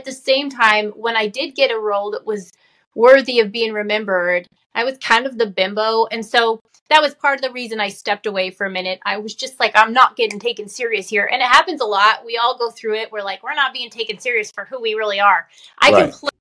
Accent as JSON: {"language": "English", "region": "Utah", "country": "United States", "moved": "yes", "lives_now": "California, United States", "said": "I'm originally from Utah. I live in California now"}